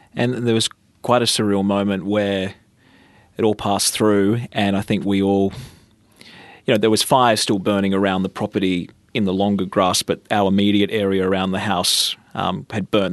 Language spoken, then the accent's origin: English; Batemans Bay, New South Wales, Australia; My hometown is Bateman's Bay. That's where I grew up.